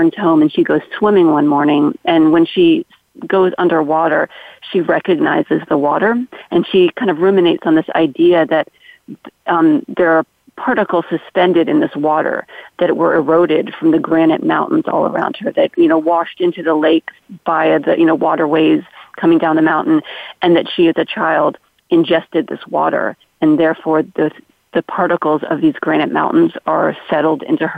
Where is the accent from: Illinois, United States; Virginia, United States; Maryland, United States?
Maryland, United States; my childhood growing up in Maryland